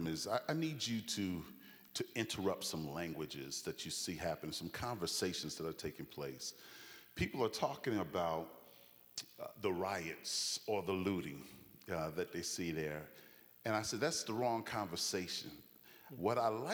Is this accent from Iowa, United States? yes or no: no; New York City, New York, United States; moved away as an adult; also born or lived in Jamaica, Queens / Chicago / Boston; now in Branson, United States; I was born and raised in Brooklyn, New York, and also in Jamaica, Queens